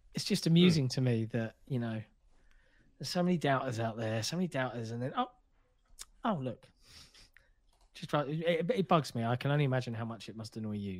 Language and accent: English; United Kingdom; as a Brit